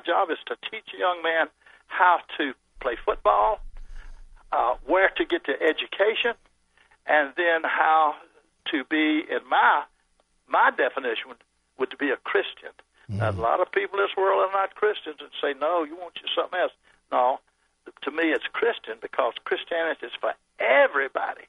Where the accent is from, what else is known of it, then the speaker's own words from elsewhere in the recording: Birmingham, Alabama, United States; I grew up in Birmingham